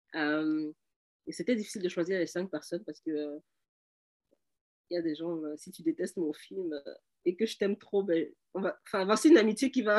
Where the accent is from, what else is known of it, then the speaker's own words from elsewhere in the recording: Cameroon; now in Canada; je suis camerounaise